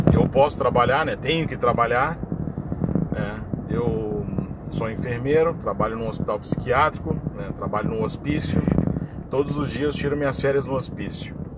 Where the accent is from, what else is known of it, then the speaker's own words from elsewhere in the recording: Brazil; Eu sou brasileiro